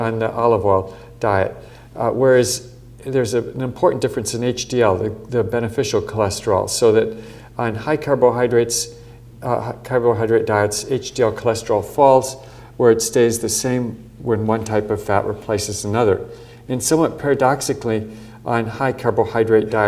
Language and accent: English; Midwest, United States; growing up in the Midwest in the United States